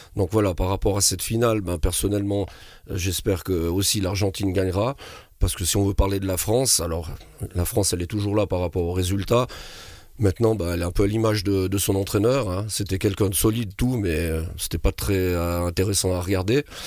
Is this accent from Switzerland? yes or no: yes; Switzerland; chez nous en Suisse